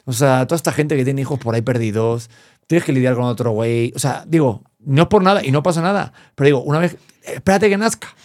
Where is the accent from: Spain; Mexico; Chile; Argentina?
Spain; moved away; mi infancia en España